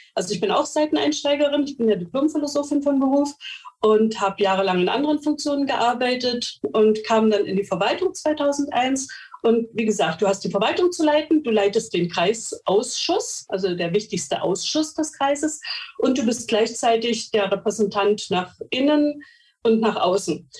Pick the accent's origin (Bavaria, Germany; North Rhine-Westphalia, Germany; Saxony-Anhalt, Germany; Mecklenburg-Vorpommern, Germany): Mecklenburg-Vorpommern, Germany; Bei uns in Mecklenburg-Vorpommern